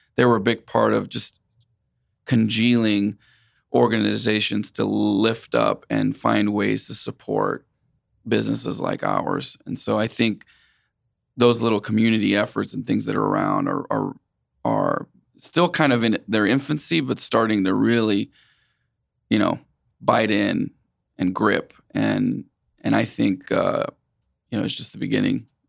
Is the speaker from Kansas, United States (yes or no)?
yes; Wichita, Kansas, United States; also born or lived in Puerto Rico; I consider Wichita my hometown, even though I was born in Puerto Rico.